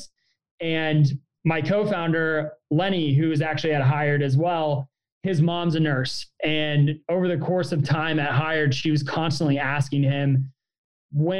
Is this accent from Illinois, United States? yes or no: yes; Springfield, Illinois, United States; moved away as an adult; also born or lived in San Francisco; I grew up in Springfield, Illinois.